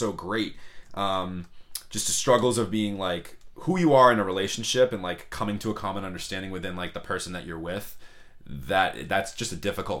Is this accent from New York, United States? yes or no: no; Boston, Massachusetts, United States; we're obviously from Boston.